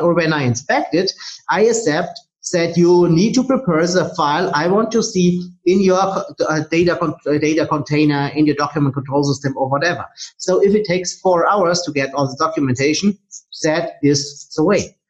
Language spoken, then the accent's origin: English; Germany; I'm from Germany.